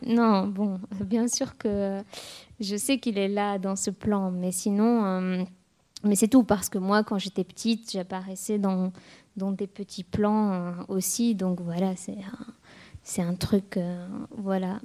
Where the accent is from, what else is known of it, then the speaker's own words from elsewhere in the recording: Tunis, Tunis Governorate, Tunisia; moved away as an adult; also born or lived in France; j'ai quitté Tunis